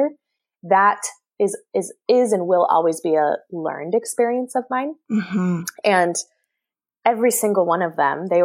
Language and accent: English; Oregon, United States; also born or lived in Seattle, United States / Jackson, Mississippi, United States; now in San Francisco Bay Area, United States; I grew up in Oregon